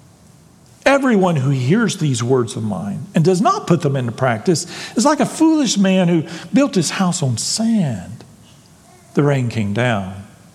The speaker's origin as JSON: {"language": "English", "region": "Texas", "country": "United States", "said": "I'm a Texan"}